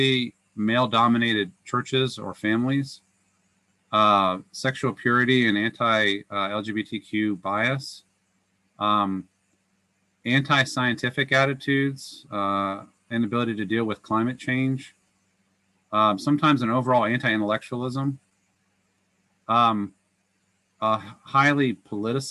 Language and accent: English; Northern Virginia, United States; I grew up Catholic in Northern Virginia, where I was raised